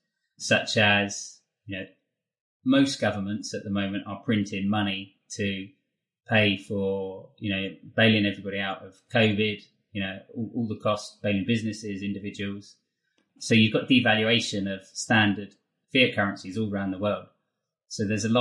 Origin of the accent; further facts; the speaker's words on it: England, United Kingdom; as English people